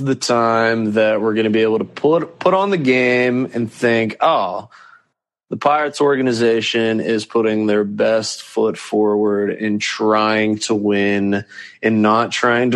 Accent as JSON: {"language": "English", "town": "Pittsburgh", "region": "Pennsylvania", "country": "United States", "said": "I'm from Pittsburgh"}